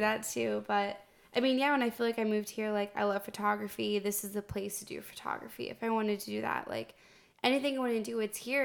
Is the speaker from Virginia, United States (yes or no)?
yes; Northern Virginia, United States; moved away as an adult; I'm from Northern Virginia